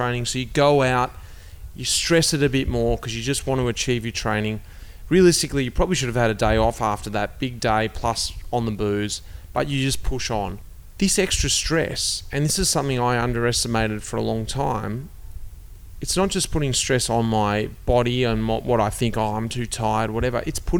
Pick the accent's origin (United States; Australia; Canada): Australia; as an Australian